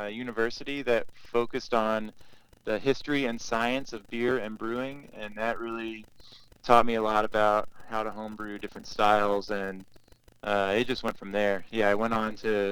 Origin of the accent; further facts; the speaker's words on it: Kentucky, United States; moved away as an adult; now in Chicago, United States; I grew up in Kentucky and moved up to Chicago about 10 years ago.